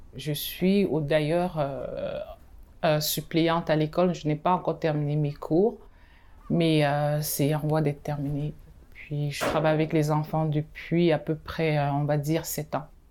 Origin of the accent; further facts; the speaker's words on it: Cameroon; also born or lived in Benin / Madagascar; now in Canada; je suis née au Cameroun, mais j'ai vécu dans ces deux pays-là.